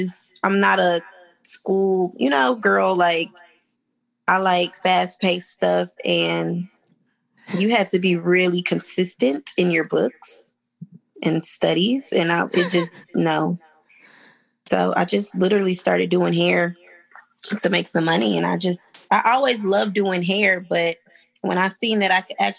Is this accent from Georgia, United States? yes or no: yes; Georgia, United States; moved away as an adult; also born or lived in Tennessee; I'm from Georgia, but I came to Tennessee for school.